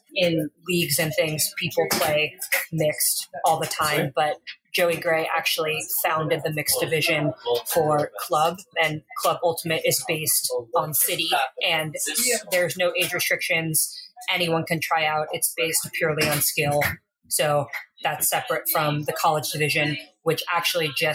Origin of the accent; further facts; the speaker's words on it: Southern California, United States; I grew up playing in Southern California